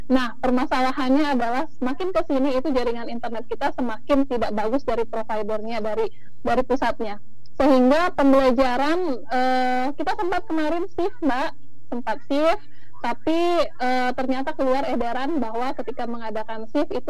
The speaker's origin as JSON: {"language": "Indonesian", "region": "Jambi", "country": "Indonesia", "tie": "born or raised there", "said": "saya lahir dan besar di kota Jambi"}